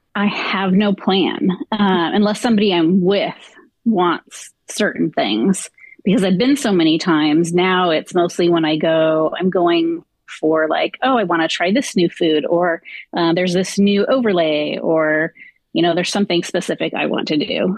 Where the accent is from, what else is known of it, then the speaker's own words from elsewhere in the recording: Southern California, United States; I grew up in Southern California